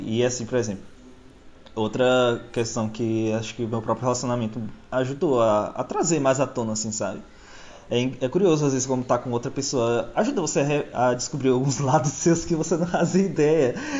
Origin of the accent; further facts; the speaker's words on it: Bahia, Brazil; also born or lived in São Paulo; nasci em São Paulo, cresci na Bahia.